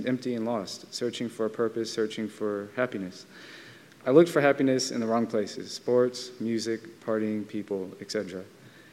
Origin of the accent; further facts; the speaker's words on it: Vallejo, California, United States; I grew up in Vallejo, California